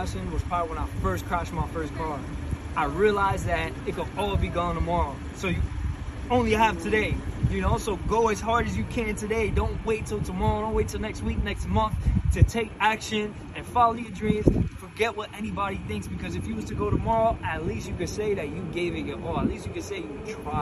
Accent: Connecticut, United States; also born or lived in Bronx, New York; I grew up in Connecticut

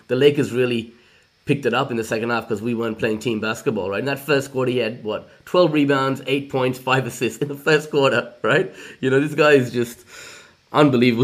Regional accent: India; now in Australia; I'm from India originally

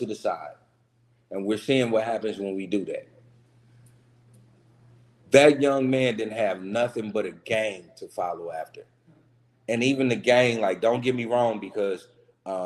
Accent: Kansas City, Missouri, United States; also born or lived in Tulsa, Oklahoma; I was born and raised in Kansas City, but I also lived a couple of years of my life in Tulsa

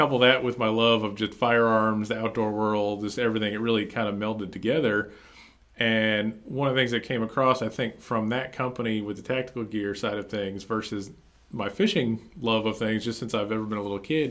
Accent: New Jersey, United States; moved away as an adult; now in North Carolina, United States; I'm originally from New Jersey, just wanted to get the heck out of New Jersey. Took a job opportunity down here with a customer.

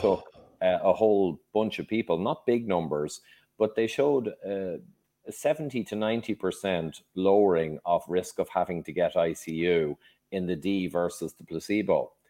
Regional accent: Dublin, Leinster, Ireland; also born or lived in London, England; I, very briefly, grew up in Dublin, uh, Ireland. I was born in London, England, but I was only there a year.

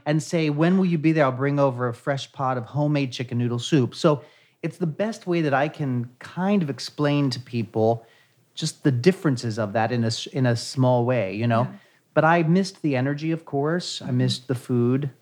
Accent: Ohio, United States; moved away as an adult; now in New York City, United States; I'm originally from Ohio, a small town in Ohio that I grew up there. And then in 1994, I actually moved here to New York City.

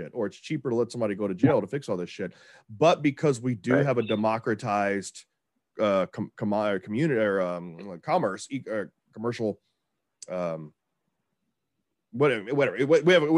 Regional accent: Texas, United States; I'm from Texas

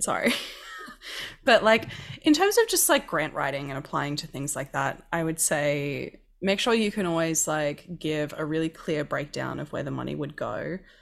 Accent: Queensland, Australia; I grew up in Queensland that's, like, basically a second New Zealand.

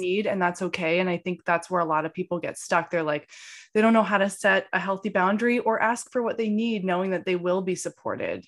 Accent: Maine, United States; moved away; I'm home in Maine in my hometown

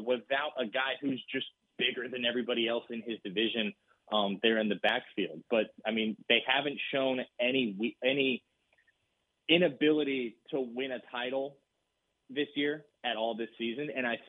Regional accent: Wilson County, Texas, United States; I'm from Wilson County

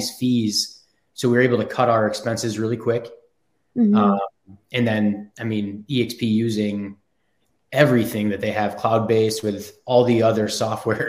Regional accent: Buffalo, New York, United States; moved away as an adult; also born or lived in Frankfurt, Germany; now in Charlotte, United States; I kind of grew up in Buffalo, New York, and I was born in Frankfurt, Germany

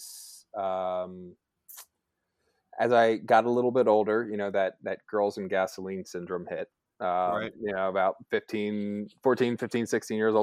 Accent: Baltimore, Maryland, United States; I'm from Baltimore

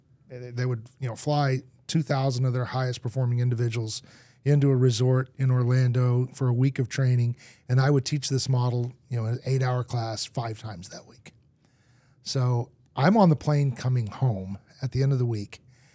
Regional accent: Argentina; I grew up in Argentina. My parents were missionaries, moved there as a little kid. I learned to speak Spanish.

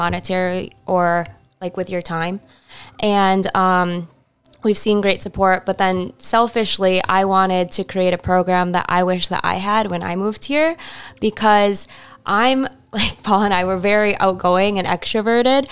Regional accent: Duluth, Minnesota, United States; moved away as an adult; now in Brainerd Lakes area, United States; I'm actually from the Duluth area, and I moved to the Brainerd Lakes area in 2018

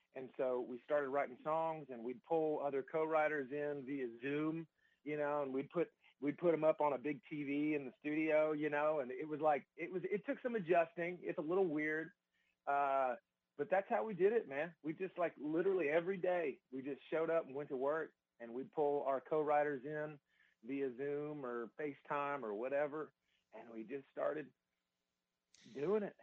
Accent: Georgia, United States; moved away as an adult; now in Nashville, United States; I was born and raised in the South. Uh, I was, I'm a Georgia boy

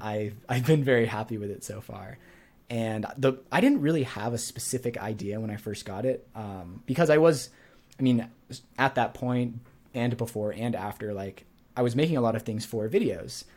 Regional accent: New Hampshire, United States; moved away as an adult; also born or lived in Montreal; I grew up in New Hampshire, and then I went to Montreal.

